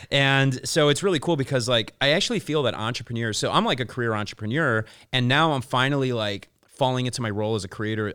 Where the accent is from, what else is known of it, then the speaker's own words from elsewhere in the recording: Chicago, Illinois, United States; moved away as an adult; now in Los Angeles, United States; I'm originally from Chicago. I've been back and forth in L A for about ten, twelve years now